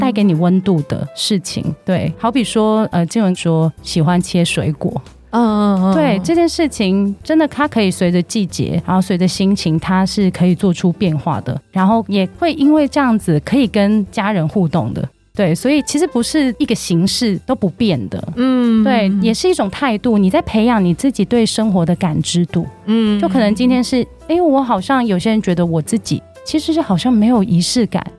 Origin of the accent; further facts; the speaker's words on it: Hong Kong; moved away; 那其实我是香港人，之前在香港从事创意企划的工作。